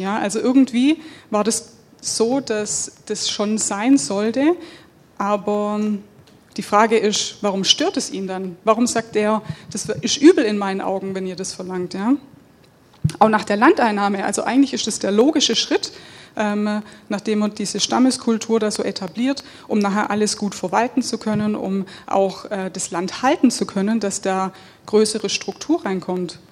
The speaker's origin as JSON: {"language": "German", "country": "Germany", "said": "wir als Deutsche"}